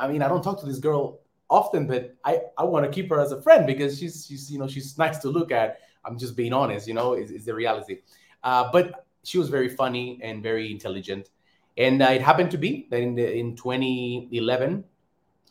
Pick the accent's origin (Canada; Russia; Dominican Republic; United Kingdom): Dominican Republic; now in Warsaw, Poland; I'm from the Dominican Republic